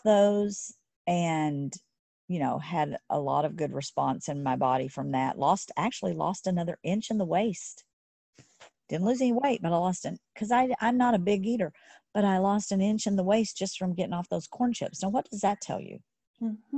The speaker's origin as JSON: {"language": "English", "region": "Texas", "country": "United States", "tie": "born or raised there", "said": "I grew up in Texas."}